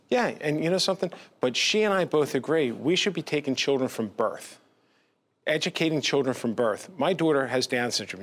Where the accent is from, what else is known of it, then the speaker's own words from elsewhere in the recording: Pennsauken, New Jersey, United States; I grew up in a K to twelve, you know, district where I grew up in Pennsauken when I was growing up